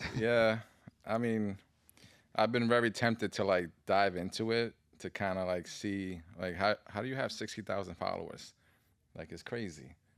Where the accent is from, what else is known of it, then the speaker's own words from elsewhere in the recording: New York City, New York, United States; I grew up in the Bronx